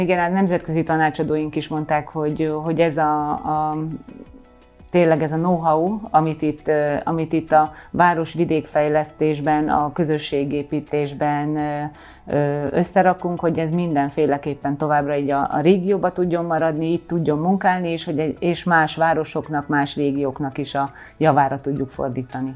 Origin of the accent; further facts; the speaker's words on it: Kőszeg, Vas, Hungary; moved away; also born or lived in Veszprém; hiszen hát én ott, ott születtem, ott nőttem fel